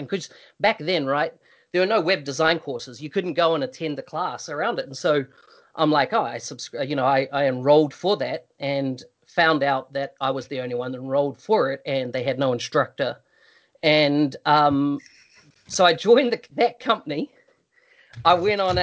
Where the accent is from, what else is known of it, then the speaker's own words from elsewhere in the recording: New Zealand; moved away; I come from New Zealand originally